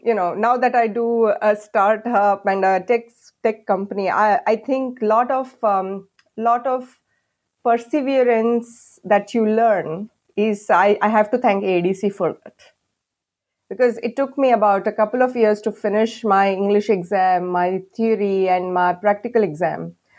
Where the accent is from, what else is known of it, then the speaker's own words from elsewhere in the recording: India; moved away as an adult; because I think at that time I just came in from India. My accent was quite strong.